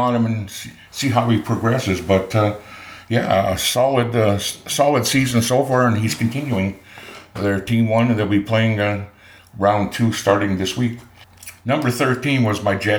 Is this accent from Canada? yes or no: yes; Winnipeg, Manitoba, Canada; Pat Doyle was a neighbor of mine that lived across the lane while we were growing up in East Kildonan.